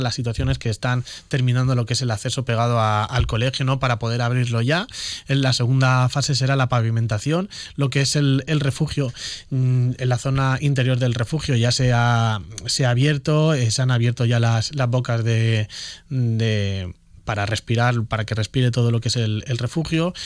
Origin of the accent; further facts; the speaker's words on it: Elche, Valencian Community, Spain; yo soy de Carrús. Yo soy de Carrús. Nadie me tiene que decir a mí qué es lo que necesita Carrús, que es el barrio en el que he estado viviendo 28 años de mi vida